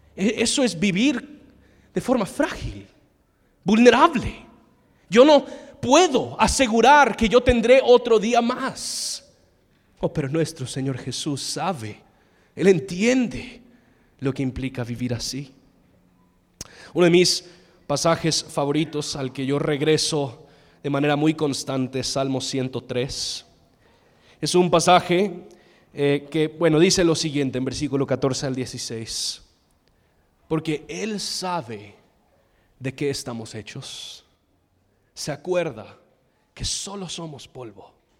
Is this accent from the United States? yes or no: yes; United States; Spanish is a second language; moved away; soy gringo